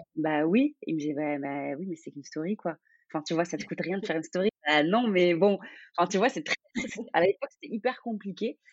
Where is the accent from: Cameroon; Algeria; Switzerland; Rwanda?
Algeria; moved away as an adult; also born or lived in Vienna; now in Paris, France; je suis algérienne